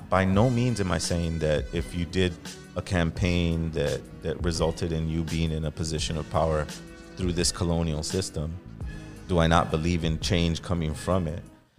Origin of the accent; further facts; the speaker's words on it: East Los Angeles, California, United States; growing up in East Los Angeles, it was very divisive.